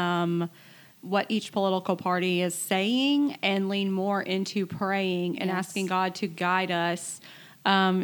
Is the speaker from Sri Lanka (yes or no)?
no; United States; as an American citizen